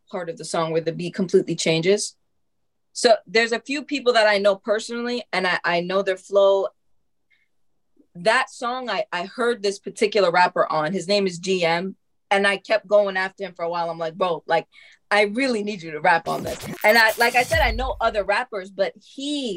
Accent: New York, United States; also born or lived in Tennessee; I am from New York

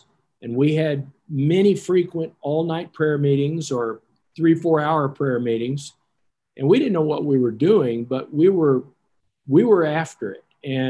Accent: Fairbanks, Alaska, United States; I'm from Fairbanks, Alaska, as you know.

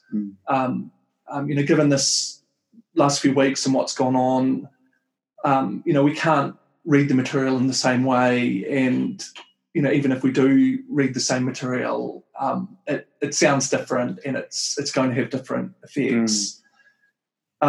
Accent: New Zealand; moved away as an adult; also born or lived in Wellington, New Zealand / United States; I'm from Aotearoa, New Zealand. Um, I grew up and lived in New Zealand for a long time

